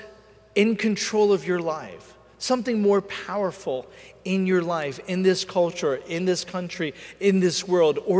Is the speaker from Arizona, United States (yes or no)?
no; Philadelphia, Pennsylvania, United States; I'm from Philadelphia, born and raised.